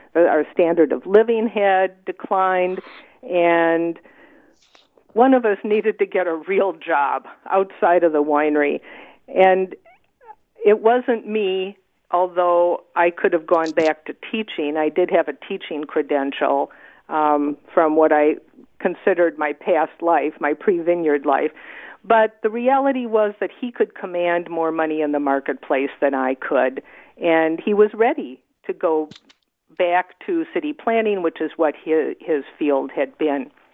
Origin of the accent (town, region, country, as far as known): Wisconsin, United States; born or raised there; now in Oregon, United States